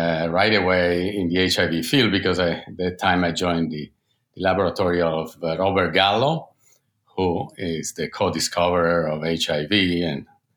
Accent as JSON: {"language": "English", "town": "Turin", "region": "Piedmont", "country": "Italy", "tie": "born or raised there", "moved": "as an adult", "lives_now": "United States", "said": "I'm an Italian doctor and scientist, and now an American citizen, but I grew up in Torino, Italy"}